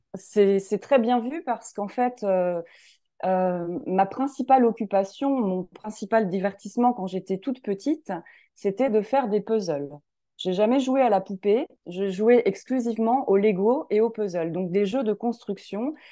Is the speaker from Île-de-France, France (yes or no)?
no; Lorraine, Grand Est, France; je suis originaire de, de Lorraine